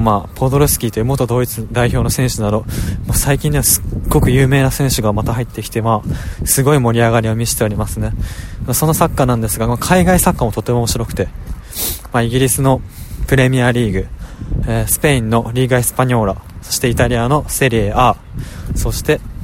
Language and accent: Japanese; Saitama, Japan; also born or lived in Niigata; 私も2歳から埼玉に住んでいるんですがその えっとまあ、生まれたのが新潟ということで